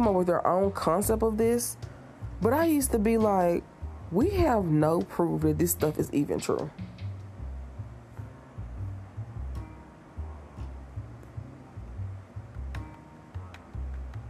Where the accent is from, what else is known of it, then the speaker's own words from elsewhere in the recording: Tennessee, United States; I'm from Tennessee.